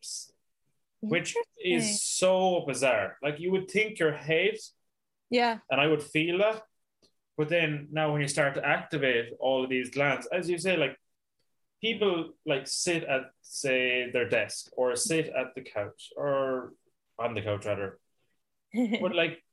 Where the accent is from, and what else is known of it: Ireland